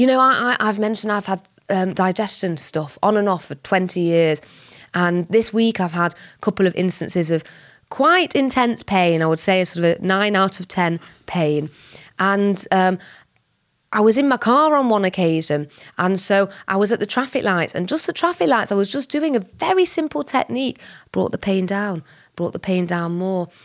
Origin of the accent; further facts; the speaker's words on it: Whitefield, North West England, United Kingdom; I was born and bred in Whitefield, so just up the road from Bolton